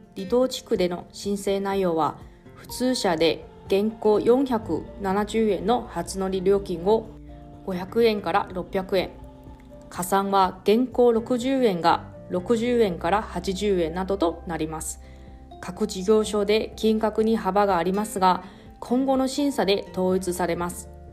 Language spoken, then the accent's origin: Japanese; Taroko, eastern Taiwan, Hualien County, Taiwan; now in Okinawa, Japan; 地元の台湾の東部の景勝地タロコっていう場所